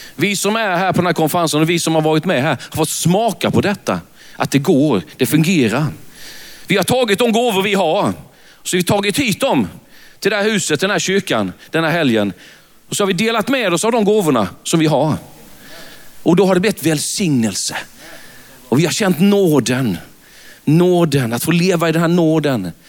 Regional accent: Värnamo, Jönköping County, Sweden; accent: Värnamo dialect; jag är född i Värnamo. Det, det går inte att ta miste på det när man är ute i landet. Så säger de, när de lyssnar på en, ja mm, vi hör på din dialekt att du är från Värnamo, säger

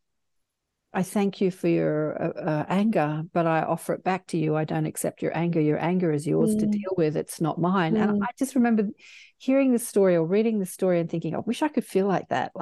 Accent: Australia; I'm Australian

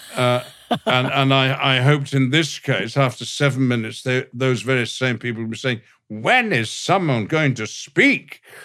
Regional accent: the north of England, United Kingdom; accent: all-purpose northern; the accent I was using is, is, is my native one, a, a, a all-purpose northern accent

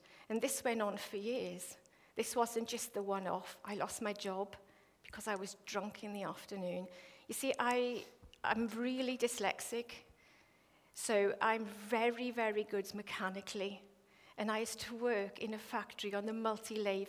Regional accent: Wales, United Kingdom; moved away

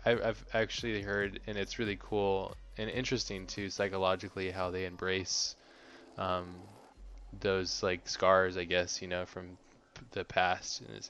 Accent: United States; I'm American

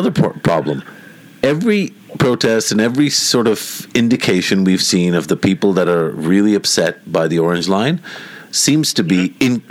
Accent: Pakistan; as a Pakistani

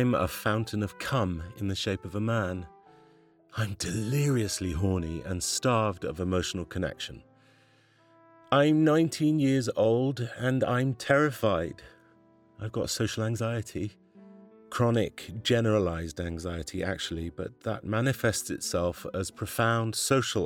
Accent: Glasgow, Scotland, United Kingdom; I grew up in Glasgow in a working class family

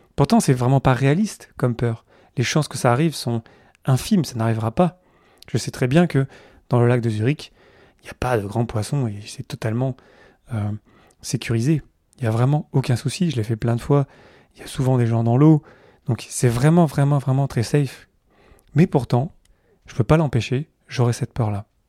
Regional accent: Carpentras, Provence-Alpes-Côte d'Azur, France; je suis de là-bas, à côté du, Mont Ventoux, dans le sud-est de la France. Euh, je suis né à Carpentras, à côté d'Avignon

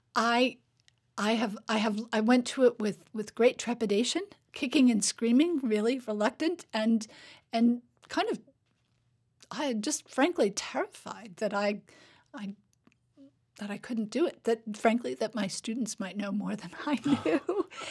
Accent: Fairbanks, Alaska, United States; moved away as an adult; now in Hamilton, New York, United States; I grew up in Fairbanks, which, y, you know, is the farthest north city in America

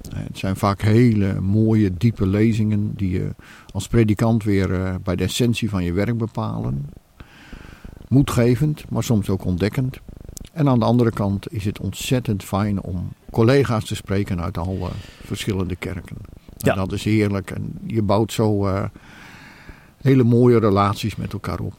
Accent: Netherlands; wij als Nederlanders

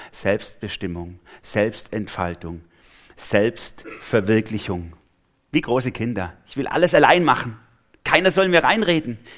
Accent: Swabia, Germany; Also ich bin Schwabe, falls ihr es noch nicht gemerkt habt.

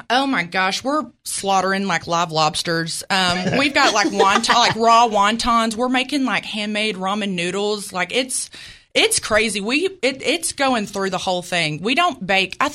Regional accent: Jonesboro, Arkansas, United States; born or raised there; accent: Southern; moved away as an adult; now in Virginia Beach, United States

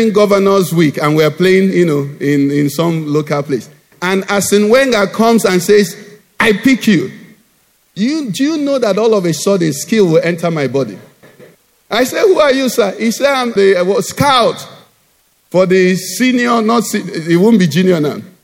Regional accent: Nigeria; Jesus loves me, though I'm a Nigerian

